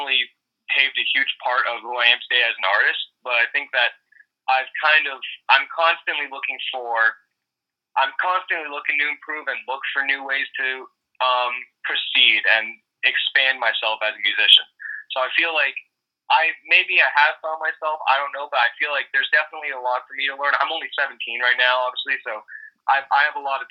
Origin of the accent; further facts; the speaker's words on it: Toronto, Ontario, Canada; also born or lived in Tyumen, Russia; I ended up moving to Toronto, Canada from there, and I've lived here ever since then, so I've grown up here and kind of adapted to that culture.